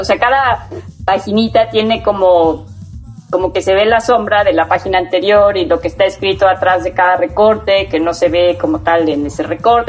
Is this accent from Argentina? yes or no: no; Cosamaloapan, Veracruz, Mexico; also born or lived in Puebla; now in Cuernavaca, Mexico; Soy de Cosamaloapan, Veracruz